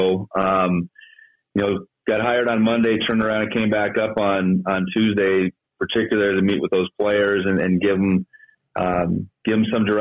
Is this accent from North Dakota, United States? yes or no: yes; North Dakota, United States; moved away as an adult; now in Bozeman, United States; Growing up in North Dakota, small town North Dakota